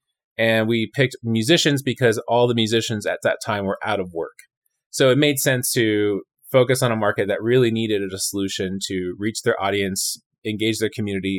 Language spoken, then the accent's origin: English; California, United States; moved away as an adult; also born or lived in Chicago / Montreal / Edmonton / Austin; now in Richmond, United States; I came from Southern California, but I have lived all over Chicago, Montreal, Edmonton, Alberta, Austin, Texas.